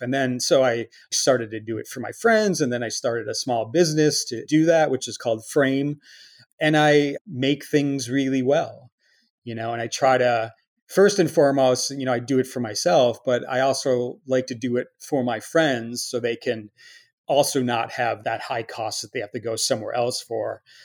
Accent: Chicago, Illinois, United States; moved away; also born or lived in Milwaukee; growing up in Chicago

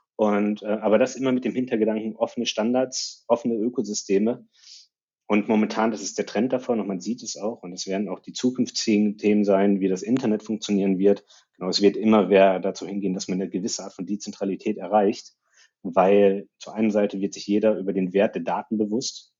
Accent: Ruhr area, North Rhine-Westphalia, Germany; ich komme aus dem Ruhrgebiet

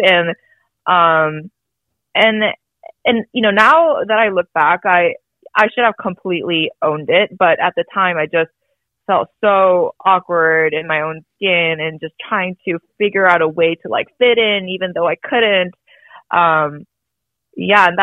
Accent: United States; I was born in the States

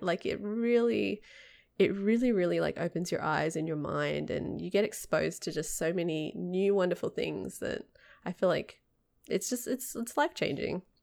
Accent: Sydney, New South Wales, Australia; moved away as an adult; I'm from the suburbs. I'm closer to the mountains.

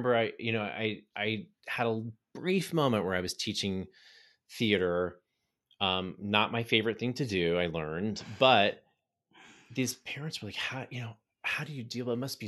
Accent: Texas, United States; also born or lived in Pittsburgh; I ended up moving from Pittsburgh to Houston, and where now we actually have planted roots here. I grew up in Southeast Texas. My whole family is here.

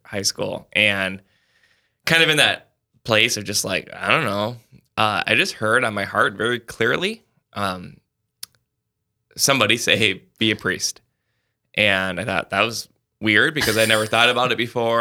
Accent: Sioux Falls, South Dakota, United States; I'm from Sioux Falls

